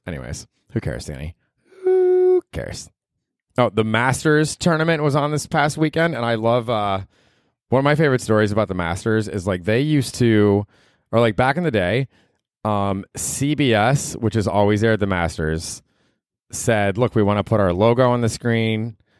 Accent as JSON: {"language": "English", "town": "Tampa", "region": "Florida", "country": "United States", "tie": "born or raised there", "said": "when I was in fucking junior high and growing up in Tampa, Florida"}